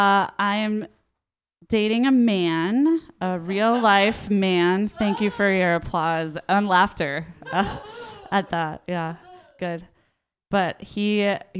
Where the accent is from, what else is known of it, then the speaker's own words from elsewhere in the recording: Minnesota, United States; moved away as an adult; now in Oakland, United States; I'm from Minnesota and I moved to Oakland a few years ago.